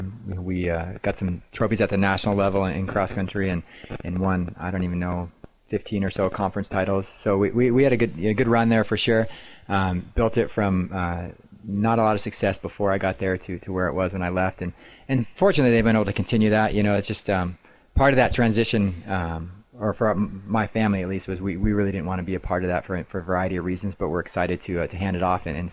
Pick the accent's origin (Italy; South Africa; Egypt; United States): United States; Anchorage, Alaska; moved away as an adult; also born or lived in Oregon; now in Idaho, United States; I just grew up, for the most part, right in Anchorage. I went to East High School there in town